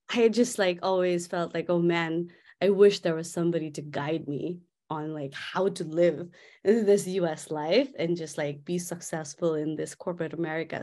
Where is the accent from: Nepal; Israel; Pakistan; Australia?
Nepal; Kathmandu, Bagmati; moved away; I'm from Kathmandu. in a place called Quilagal